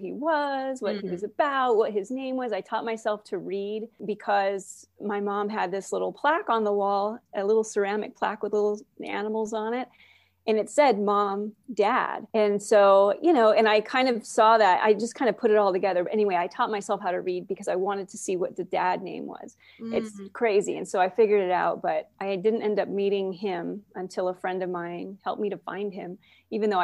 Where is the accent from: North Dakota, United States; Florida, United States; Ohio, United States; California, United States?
California, United States; Oxnard; also born or lived in Port Hueneme, California; I grew up in Oxnard, Southside Oxnard